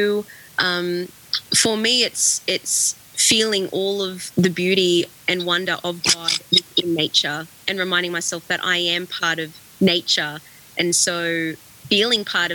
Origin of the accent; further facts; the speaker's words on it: Australia; being Australian